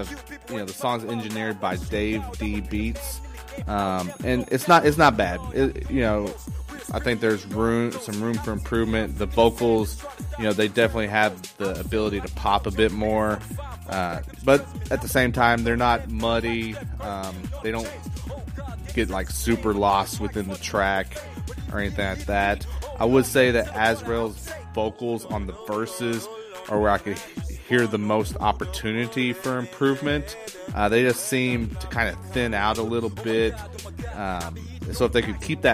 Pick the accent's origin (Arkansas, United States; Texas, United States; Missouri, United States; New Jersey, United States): Missouri, United States; I grew up right here in the Midwest in Missouri